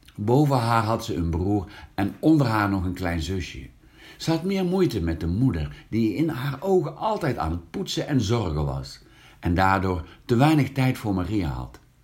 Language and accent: Dutch; Hank, North Brabant, Netherlands; het katholieke West-Brabantse dorpje Hank het dorpje waar ik geboren ben